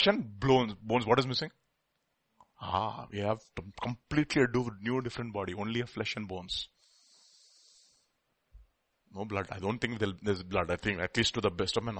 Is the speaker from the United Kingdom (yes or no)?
no; India; we are all Indian